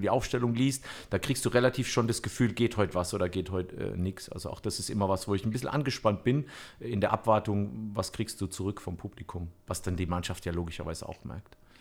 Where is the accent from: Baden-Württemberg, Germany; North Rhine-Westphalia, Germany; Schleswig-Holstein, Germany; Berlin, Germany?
Baden-Württemberg, Germany; Bammental; ich komme ja auch aus Bammental